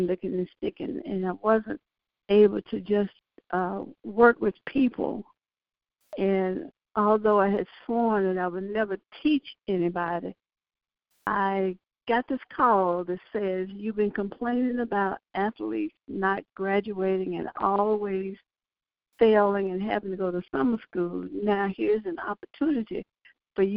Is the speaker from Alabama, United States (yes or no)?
yes; Birmingham, Alabama, United States; moved away as an adult; now in Houston, United States; growing up in Alabama, you knew your place.